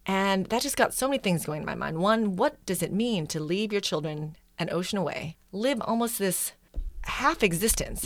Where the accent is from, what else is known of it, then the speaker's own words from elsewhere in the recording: Wisconsin, United States; also born or lived in Manila, Philippines; I was born in Manila, but grew up in Wisconsin